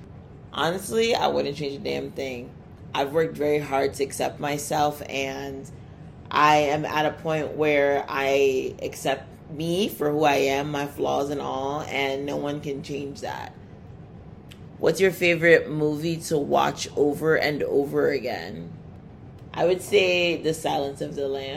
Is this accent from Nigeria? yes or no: yes; Nigeria; I'm Nigerian